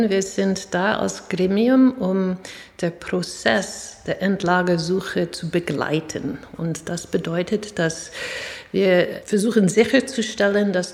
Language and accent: German; New York, United States; German is a second language; Ja, ich bin, ähm, wie man hört, mit meinem Akzent nicht in Deutschland geboren und auch nicht aufgewachsen. Ich bin in Stadt New York geboren und aufgewachsen